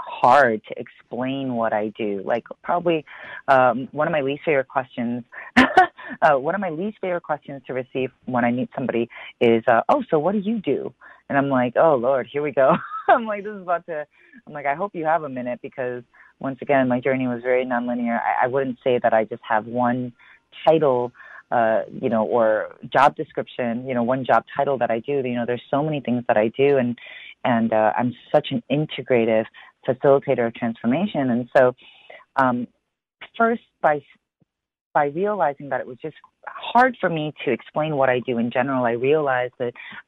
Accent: Chicago, Illinois, United States; I was born and raised in Chicago

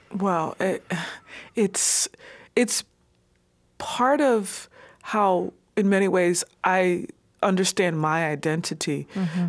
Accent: New York City, New York, United States; moved away as an adult; now in New England, United States; I grew up in New York City and went to New York City public schools

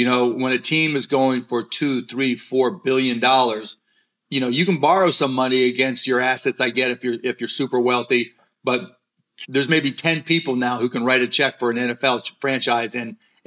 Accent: Pittsburgh, Pennsylvania, United States; growing up in Pittsburgh

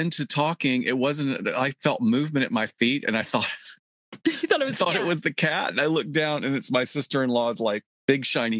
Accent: Alabama, United States; now in Los Angeles, United States; It's Dr. … here, back from Alabama with a banjo on my knee and about an extra 5.5 pounds from the unbelievably delicious food that I literally ate my way through my hometown.

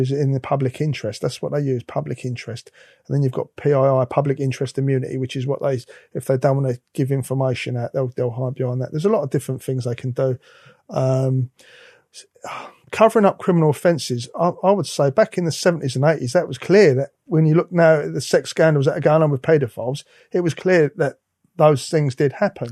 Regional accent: London, United Kingdom; I'm from the East End of London.

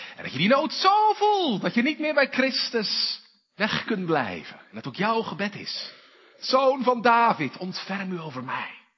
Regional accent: Zeeland, Netherlands; bij ons in Zeeland

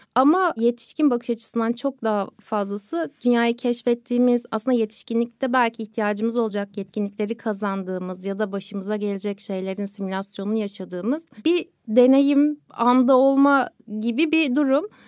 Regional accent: Kocaeli, Turkey; Görece dezavantajlı bölgelerde çocukluğum geçti. Tam böyle büyük şehir derken Kocaeli'ndeydik.

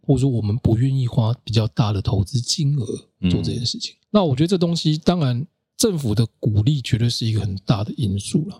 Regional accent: Kaohsiung, Taiwan; 我小时候，我是高雄人

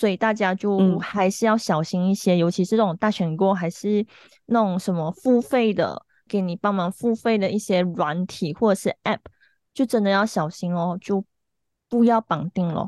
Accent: Malaysia; 因为我们也没有那个立场去讨论，因为我们是马来西亚人，我们也不是台湾人，我们也不是中国人。

